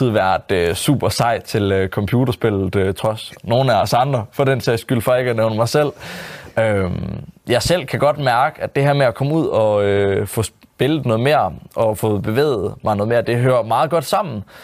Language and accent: Danish; Jutland, Denmark; fordi han kommer måske fra Sjælland af, og jeg kommer fra Jylland